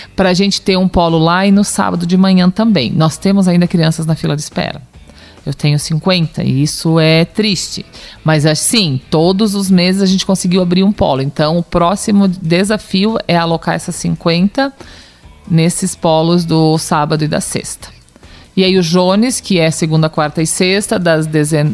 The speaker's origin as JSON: {"language": "Portuguese", "town": "Lages", "region": "Santa Catarina", "country": "Brazil", "said": "Nós somos de Lages"}